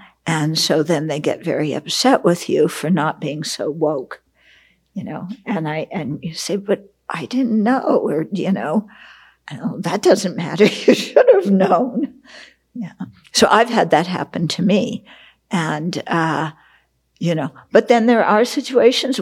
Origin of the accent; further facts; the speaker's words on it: West Coast, United States; I grew up on the West Coast